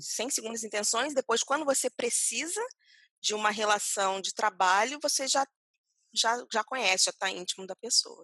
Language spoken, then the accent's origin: Portuguese; Rio de Janeiro, Brazil; moved away; eu sou carioca